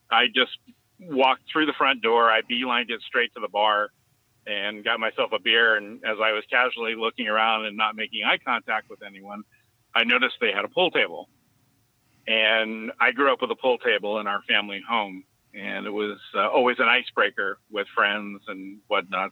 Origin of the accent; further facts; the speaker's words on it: San Francisco, California, United States; I grew up here in San Francisco